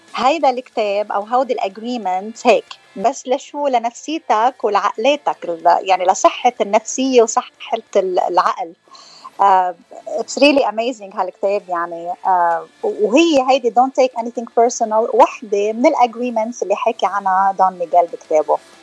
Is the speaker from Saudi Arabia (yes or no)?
no; Hammana, Mount Lebanon, Lebanon; now in California, United States; من تخناي من لبنان اكشلي انا من حمانه